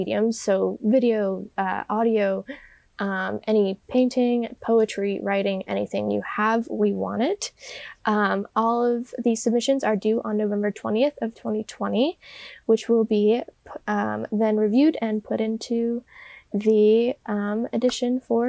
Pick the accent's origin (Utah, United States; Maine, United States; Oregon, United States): Oregon, United States; Medford; I'm from Southern Oregon, which is like Rogue Valley area, Medford area, basically.